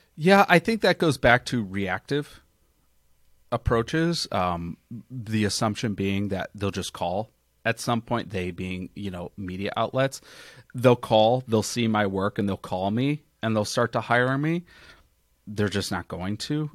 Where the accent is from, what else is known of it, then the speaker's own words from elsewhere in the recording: Chicago, Illinois, United States; now in Phoenix, United States; I grew up in Chicago